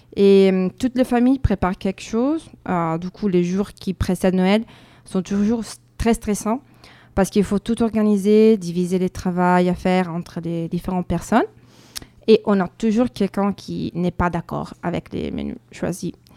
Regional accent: northern Italy, Italy; French is a second language; moved away as an adult; now in France; on est italien

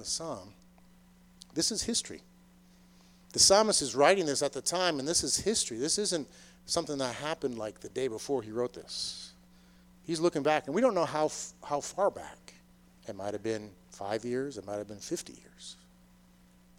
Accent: Boston, Massachusetts, United States; moved away as an adult; also born or lived in Maryland; I grew up in the Boston area

